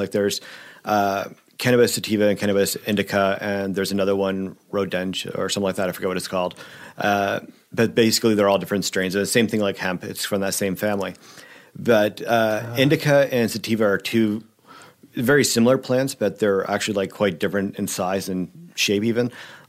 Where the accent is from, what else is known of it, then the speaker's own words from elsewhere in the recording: Ontario, Canada; it came from a place I grew up out in Ontario